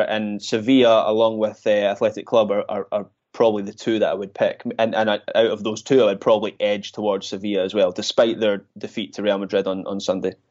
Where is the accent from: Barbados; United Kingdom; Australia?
United Kingdom; Scotland; I'm Scottish